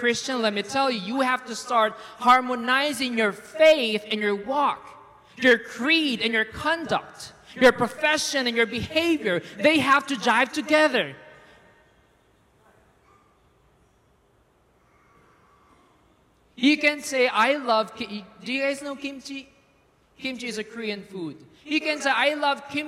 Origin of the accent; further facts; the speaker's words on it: Philippines; moved away as an adult; I'm from the Philippines, by the way, for those who do not know. I'm a Filipino